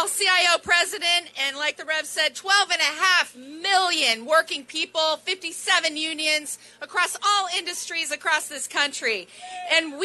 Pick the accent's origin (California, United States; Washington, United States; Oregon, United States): Oregon, United States; I grew up in Oregon, way out on the West Coast.